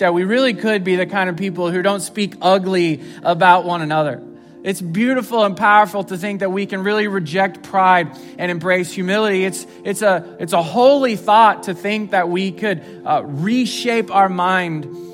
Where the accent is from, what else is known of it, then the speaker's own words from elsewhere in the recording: Southwest Missouri, United States; I grew up in Southwest Missouri.